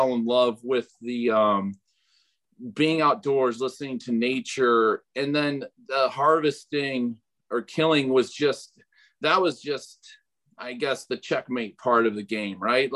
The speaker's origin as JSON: {"language": "English", "area": "Pike County", "region": "Illinois", "country": "United States", "tie": "born or raised there", "said": "I grew up in Pike County, Illinois"}